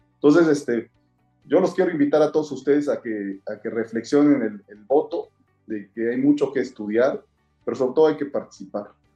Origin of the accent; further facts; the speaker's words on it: Mexico; hay que quedarnos como mexicanos